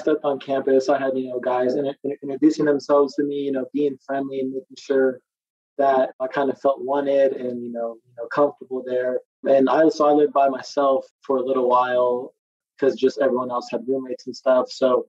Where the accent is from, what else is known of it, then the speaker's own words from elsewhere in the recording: California, United States; moved away as an adult; now in Texas, United States; Growing up in California